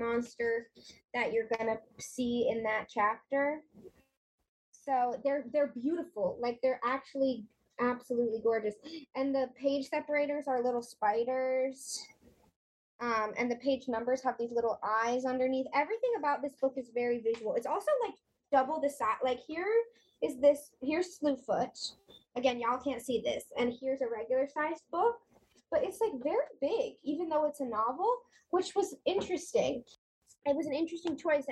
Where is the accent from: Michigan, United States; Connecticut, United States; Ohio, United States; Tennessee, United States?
Connecticut, United States; I'm from Connecticut